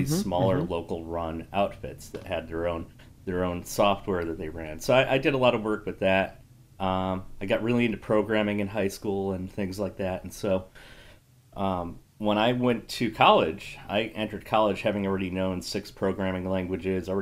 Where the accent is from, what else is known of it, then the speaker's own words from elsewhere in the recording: Connecticut, United States; I originally grew up in Connecticut